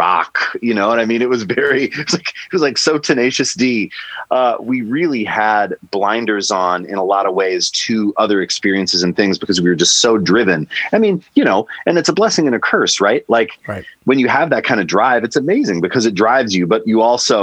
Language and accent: English; Kalispell, Montana, United States; moved away; also born or lived in Minneapolis; I met these guys in the small town called Kalispell where I grew up